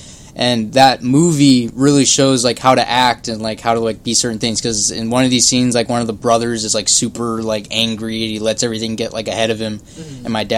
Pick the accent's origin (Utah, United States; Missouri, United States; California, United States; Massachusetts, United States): California, United States; Anaheim; everyone in Anaheim eats McDonald's.